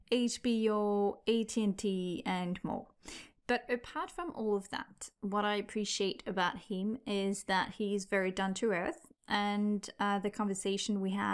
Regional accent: France; first language French; English is a second language; moved away; also born or lived in United Kingdom / Argentina; I'm from France

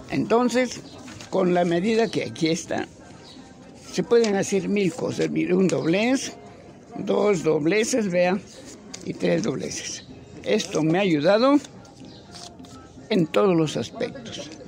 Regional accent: Tijuana, Baja California, Mexico; vengo de Tijuana, allá lo vi, maestro, a usted.

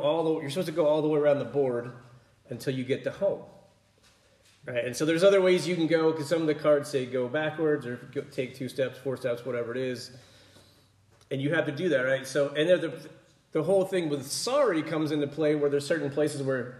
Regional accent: Pennsylvania, United States; growing up in Pennsylvania

